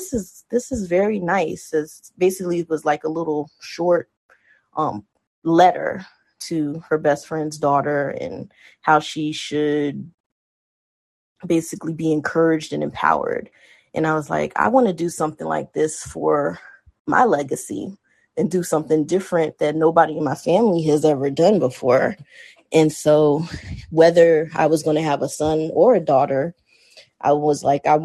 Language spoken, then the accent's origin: English; Hampton, Virginia, United States; growing up in Hampton City school system here